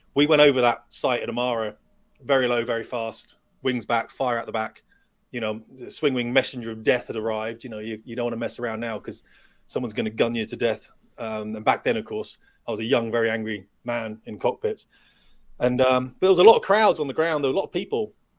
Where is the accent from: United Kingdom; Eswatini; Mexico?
United Kingdom; we're British